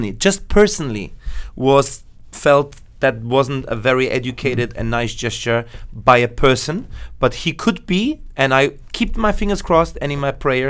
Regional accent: Italy; English is a second language; now in Vienna, Austria; my parents come from Naples, and I was born in Vienna, in Austria. {S0} Hmm. {S2} And I was raised the first 7 years of my life in Italy. Then I went to Vienna.

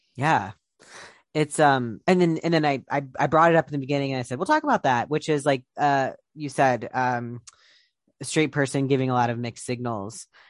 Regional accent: Columbus, Ohio, United States; Columbus, Ohio, where I'm from

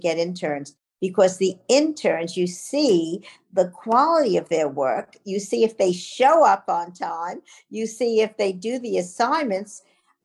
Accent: New York City, New York, United States; I'm a Brooklyn girl, so I'm a Brooklyn maid

